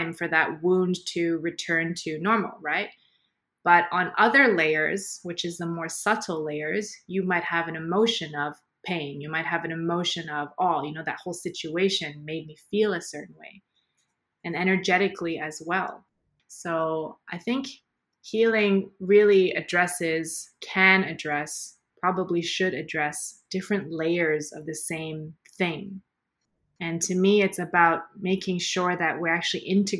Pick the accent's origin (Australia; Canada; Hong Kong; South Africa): Canada; moved away as an adult; also born or lived in Middle East; growing up in Canada, like, I'm already not Caucasian, I'm visible minority